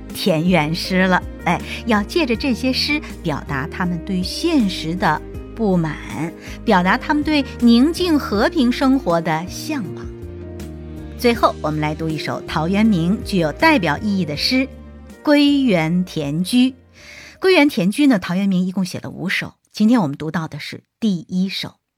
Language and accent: Chinese; China; 在我们中国人的骨子里